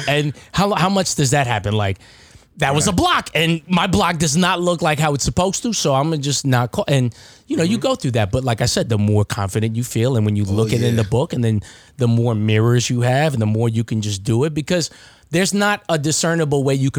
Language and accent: English; Baldwin, New York, United States; also born or lived in Hempstead; So I'm from Baldwin, right? And like Hempstead, Baldwin. So I grew up with nothing but black people.